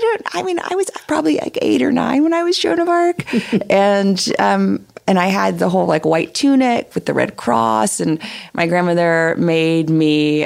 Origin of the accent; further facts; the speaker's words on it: Little Rock, Arkansas, United States; when I was growing up in Little Rock